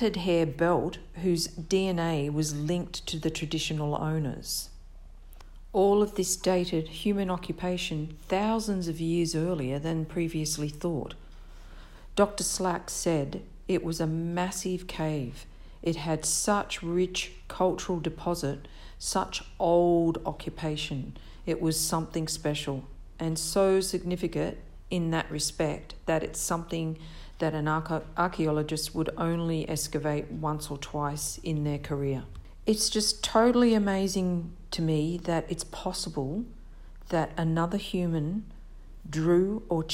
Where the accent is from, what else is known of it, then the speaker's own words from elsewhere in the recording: Victoria, Australia; moved away; the Australia I lived in was like a cool, rainy climate of Victoria at the time